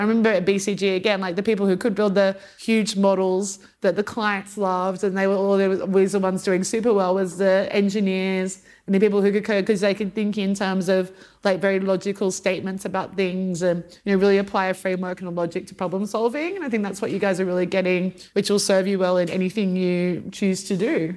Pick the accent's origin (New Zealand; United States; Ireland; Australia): Australia; moved away as an adult; also born or lived in Luxembourg; growing up in Australia